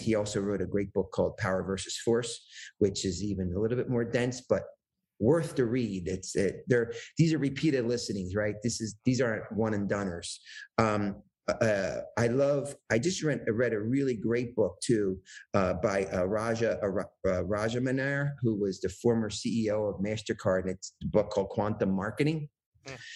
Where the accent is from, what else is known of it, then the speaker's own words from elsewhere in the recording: New Jersey, United States; I came from New Jersey